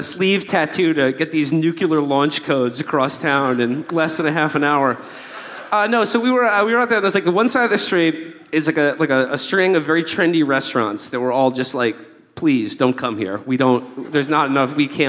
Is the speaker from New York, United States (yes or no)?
yes; New York, United States; I'm from New York